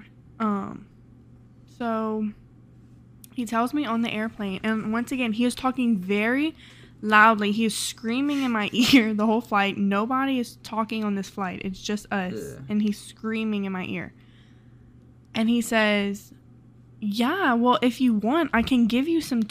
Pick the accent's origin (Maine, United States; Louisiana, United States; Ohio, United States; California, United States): Louisiana, United States; I'm from Louisiana